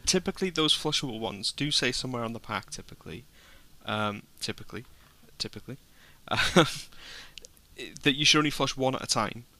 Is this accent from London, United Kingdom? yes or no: no; Wrexham, Wales, United Kingdom; I'm from Wrexham